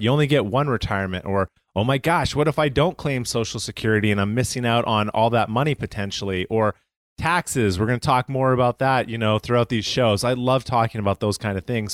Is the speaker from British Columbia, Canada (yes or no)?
no; Calgary, Alberta, Canada; I'm from Calgary, Canada